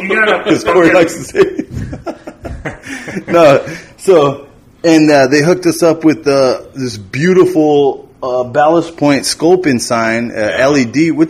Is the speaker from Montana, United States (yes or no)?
no; New Mexico, United States; Yeah, which I love because I'm from New Mexico.